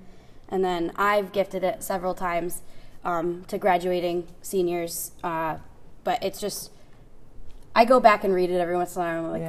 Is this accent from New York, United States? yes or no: yes; Cortland, New York, United States; I grew up here. I went away for 4 years to college and came back. My whole family is here.